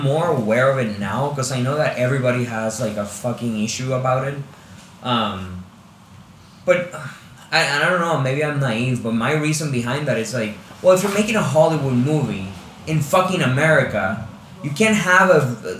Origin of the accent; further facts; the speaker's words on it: Puerto Rico; I'm Puerto Rican